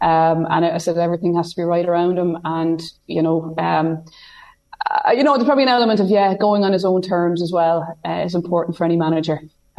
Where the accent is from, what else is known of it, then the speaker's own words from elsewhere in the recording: County Meath, Ireland; growing up in Meath, you know, it was a treasured item. It was a Meath Keepak jersey.